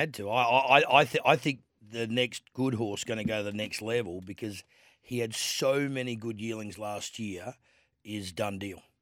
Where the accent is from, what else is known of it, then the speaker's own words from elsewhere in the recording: Adelaide, South Australia, Australia; kid growing up in Adelaide